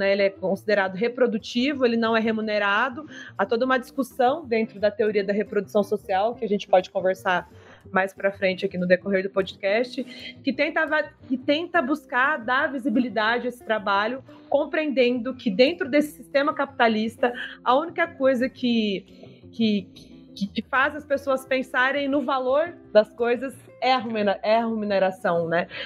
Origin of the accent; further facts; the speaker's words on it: Maringá, Paraná, Brazil; moved away as an adult; now in Brasília, Brazil; apesar de ser maringaense. Moro em Brasília há 10 anos